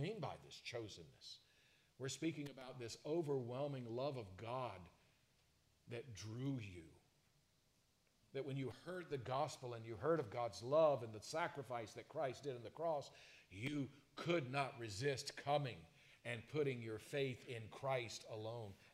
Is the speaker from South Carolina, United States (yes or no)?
yes; South Carolina, United States; growing up in South Carolina